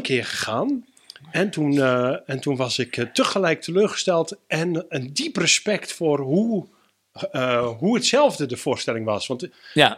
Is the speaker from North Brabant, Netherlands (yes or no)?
no; Groningen, Netherlands; ik kom ook uit Groningen